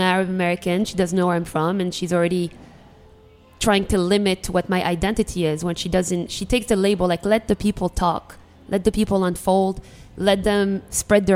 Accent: Algeria; now in Washington, D.C., United States; I was from Algeria.

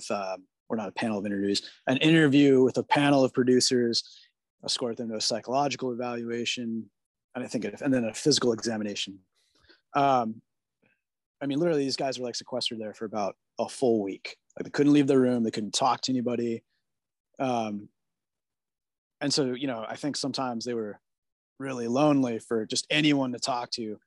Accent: California, United States; I'm a California kid. I'm like born and raised in snowless environment.

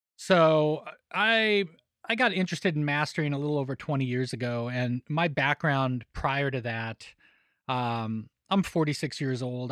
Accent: Denver, Colorado, United States; moved away as an adult; also born or lived in Los Angeles; now in Nashville, United States; growing up in Denver

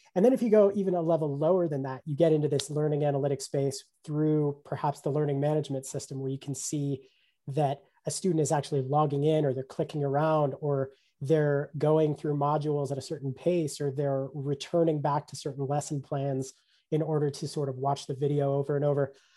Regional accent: Colorado, United States; my home state of Colorado

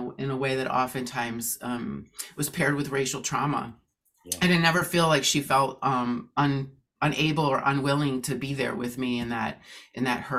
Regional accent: Oshkosh, Wisconsin, United States; I grew up in Oshkosh, Wisconsin

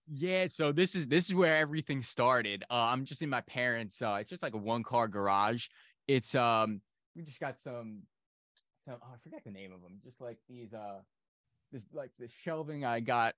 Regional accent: New York, United States; I'm from New York.

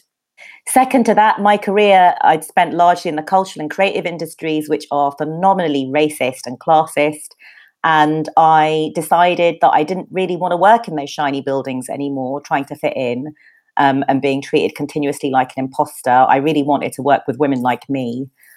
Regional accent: London, United Kingdom; also born or lived in Bethnal Green; I grew up in Peckham

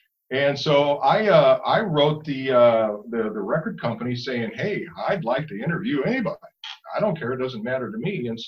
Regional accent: Ava, Missouri, United States; also born or lived in East Moline, Illinois; I grew up on a farm down around Springfield, Missouri. It's a little town called Ava. Spent the first 15 years of my life down there. And then my father retired, and so we moved to the Quad Cities.

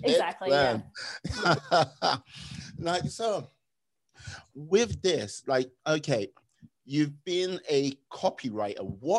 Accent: United Kingdom; my mastery of many languages, being a British citizen.

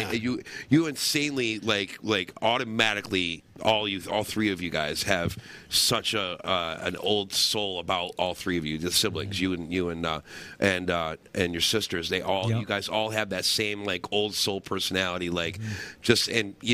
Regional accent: Ilion, New York, United States; That's my hometown

